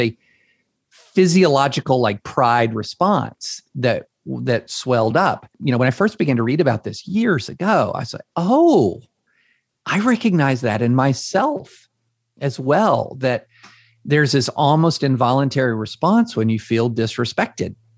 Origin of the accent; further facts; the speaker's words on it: Georgetown, Kentucky, United States; moved away as an adult; also born or lived in Opelika, Alabama / Nashville, Tennessee; I grew up in Georgetown, Kentucky.